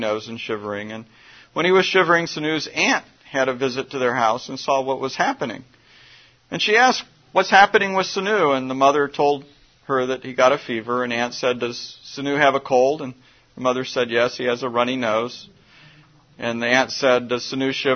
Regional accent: Midwest, United States; I grew up in the Midwest

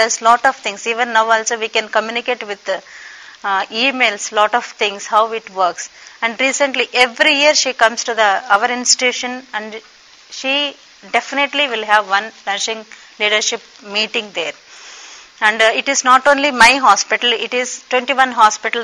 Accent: Raxaul, Bihar, India; I come from Bihar, Raxol, the place called Raxol in state of the Bihar from India.

